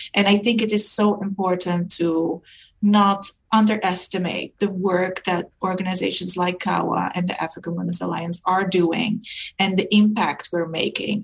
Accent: Netherlands; moved away as an adult; now in Canada; coming to Canada and really rethinking um, education not being recognized, even though I'm from Europe.

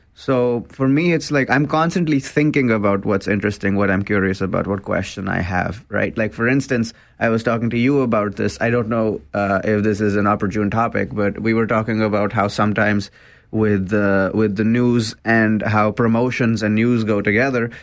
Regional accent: India; also born or lived in Waterloo, Canada; now in Canada; I'm from an Indian family, I'm an immigrant.

